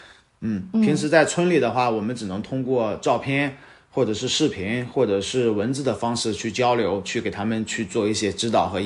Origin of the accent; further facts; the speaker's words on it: Wuxi, Jiangsu, China; 呃，无锡。